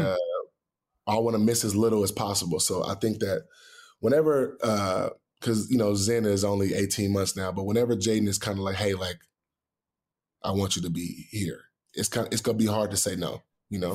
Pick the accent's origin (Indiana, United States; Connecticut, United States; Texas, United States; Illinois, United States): Texas, United States; Houston; growing up in Houston